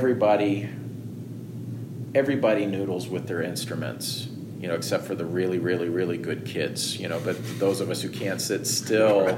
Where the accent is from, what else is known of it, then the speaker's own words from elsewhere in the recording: outside of Houston, Texas, United States; moved away; also born or lived in New York; the area I grew up in outside of Houston